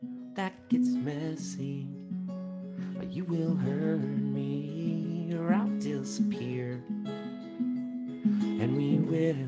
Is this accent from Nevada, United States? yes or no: no; Long Island, New York, United States; I grew up on Long Island